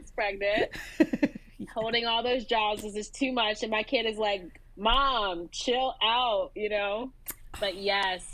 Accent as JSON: {"language": "English", "town": "Philadelphia", "region": "Pennsylvania", "country": "United States", "tie": "born or raised there", "said": "I grew up in Philadelphia"}